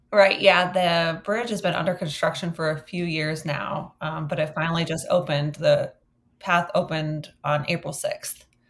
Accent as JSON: {"language": "English", "town": "Westfield", "region": "Massachusetts", "country": "United States", "tie": "born or raised there", "moved": "yes", "said": "I'm visiting my hometown of Westfield, Massachusetts"}